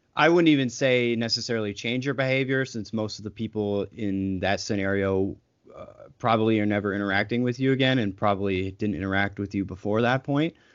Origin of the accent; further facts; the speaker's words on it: United States; as an American